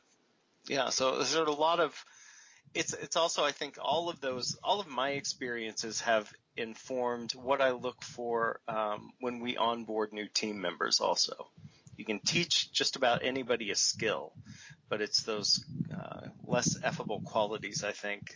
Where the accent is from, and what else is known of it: United States